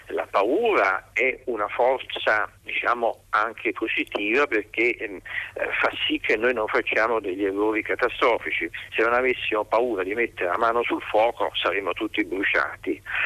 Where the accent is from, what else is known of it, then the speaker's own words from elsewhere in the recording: Naples, Campania, Italy; Io sono napoletano